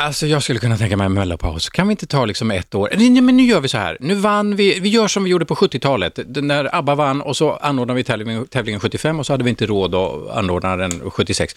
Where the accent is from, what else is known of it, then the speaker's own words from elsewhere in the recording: Norrköping, Östergötland, Sweden; där satt man som liten pojke i Norrköping